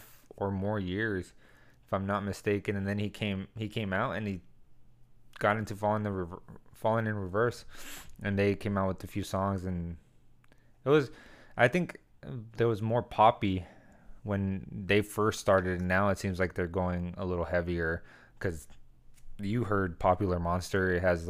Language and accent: English; El Centro, California, United States; also born or lived in Arizona; El Centro, in my hometown.